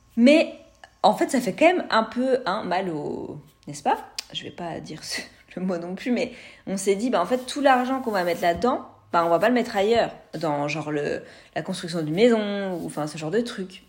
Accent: France; moved away as an adult; now in Canada; j'ai un, une connexion à ma terre natale qui est puissante

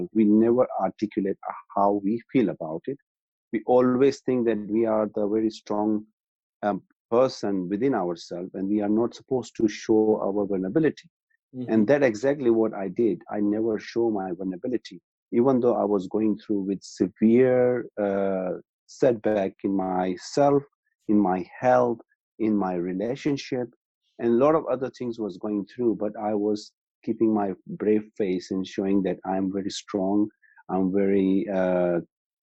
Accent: Pakistan; moved away as an adult; now in Birmingham, United Kingdom; I'm originally from Pakistan. And I moved to UK in 1996

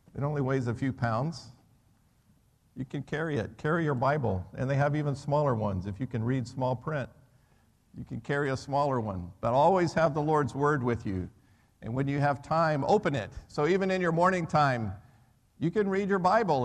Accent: United States; moved away as an adult; also born or lived in Birmingham; I'm an American, right? So I never grew up playing soccer

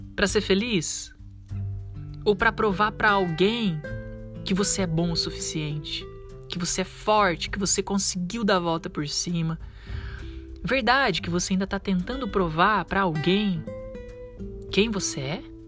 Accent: Brazil; a gente, como um bom brasileiro

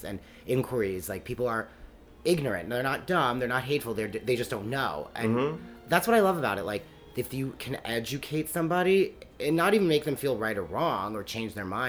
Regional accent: Rockland County, New York, United States; moved away; also born or lived in Philadelphia; my whole life, like, growing up in Rockland County, and like, even though this is New York City suburbs

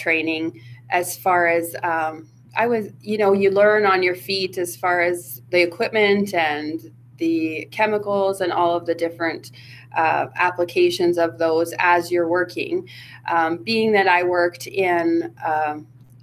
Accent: Irma, Alberta, Canada; I grew up in Irma

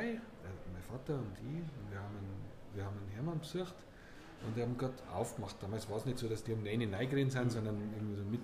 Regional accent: Munich, Bavaria, Germany; Meine Heimat München ist für mich. Heimat durch und durch. Ich möchte nie woanders leben.

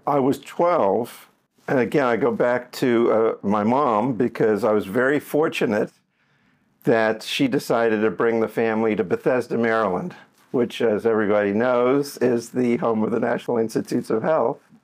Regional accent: Johannesburg, Gauteng, South Africa; now in Miami, United States; I grew up in Johannesburg, South Africa

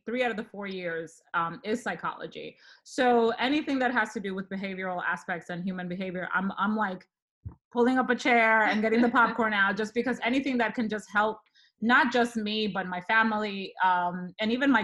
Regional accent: Dominican Republic; moved away; I am originally from the Dominican Republic. So I moved here

